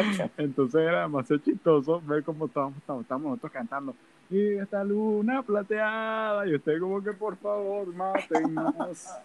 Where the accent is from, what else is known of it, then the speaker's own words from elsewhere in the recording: Venezuela; moved away; la gente no cree que yo soy venezolano, me lo han dicho varias veces, ay, tú no pareces venezolano, hasta que me escuchan hablar claramente